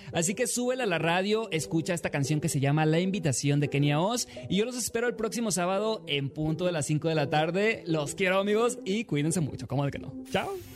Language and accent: Spanish; Mexico; siempre voy a ser mexicano, siempre lo primero va a ser México